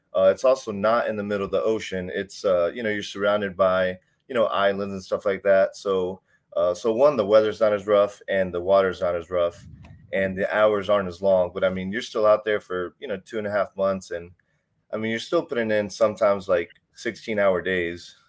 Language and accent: English; Houston, Texas, United States; I grew up in Texas. I grew up in, uh, I grew up in Houston slash Humble area.